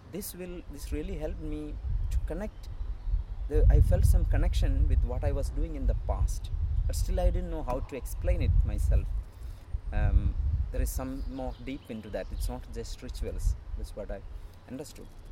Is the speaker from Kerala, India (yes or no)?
yes; Kerala, India; coming from India, Kerala, and born and brought up in a um, priest family.